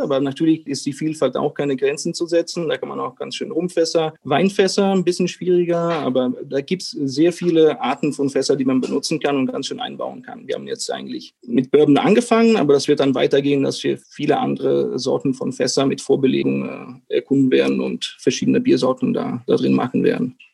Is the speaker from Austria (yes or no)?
no; Italian-speaking Switzerland, Switzerland; moved away as an adult; now in Berlin, Germany; Ich bin gebürtiger Doppelbürger Belgien und Schweiz, bin in der italienischen Schweiz aufgewachsen und bin 2013 nach Berlin gezogen, wo ich jetzt immer noch lebe